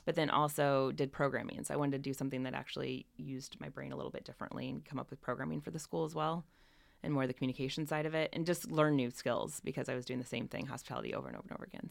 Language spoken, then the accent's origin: English; northern Indiana, United States; now in San Francisco Bay Area, United States; I grew up in, uh, northern Indiana, a little tiny town, thirty-six hundred people